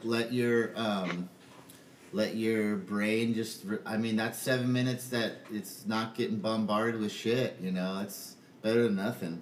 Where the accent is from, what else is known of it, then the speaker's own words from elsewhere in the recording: Southern California, United States; moved away; also born or lived in Michigan; I was from Southern California. I surfed every day